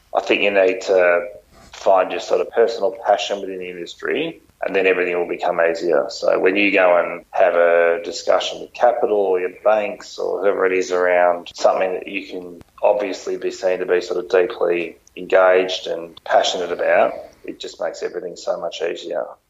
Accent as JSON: {"language": "English", "area": "Phillip Island", "region": "Victoria", "country": "Australia", "tie": "born or raised there", "also_born_or_lived": "Melbourne", "said": "growing up on Phillip Island and going to high school down there"}